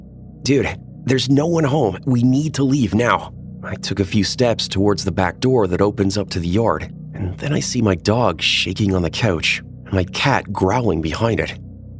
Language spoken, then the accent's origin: English; Iowa, United States